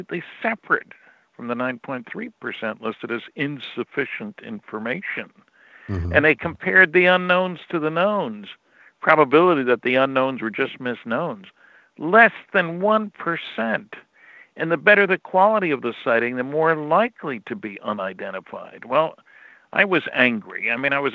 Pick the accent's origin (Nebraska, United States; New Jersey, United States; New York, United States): New Jersey, United States; growing up in New Jersey.